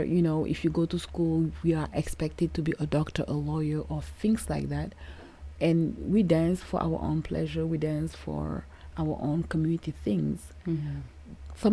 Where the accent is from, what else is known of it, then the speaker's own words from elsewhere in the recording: Senegal; moved away as an adult; now in United States; growing up in Senegal